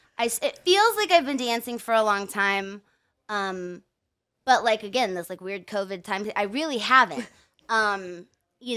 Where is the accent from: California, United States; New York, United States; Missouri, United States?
California, United States; San Diego; now in Pittsburgh, United States; I grew up in San Diego.